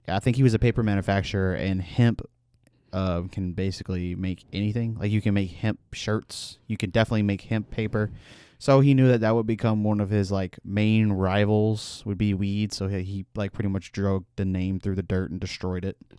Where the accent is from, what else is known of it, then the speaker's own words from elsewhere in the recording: Louisiana, United States; I'm from Louisiana